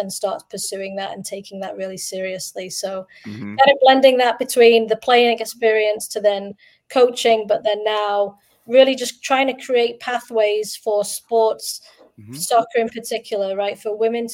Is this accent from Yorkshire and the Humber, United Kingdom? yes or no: yes; Doncaster, Yorkshire and the Humber, United Kingdom; now in Minnesota, United States; I grew up in the Doncaster area, so I played for the Doncaster Bells youth system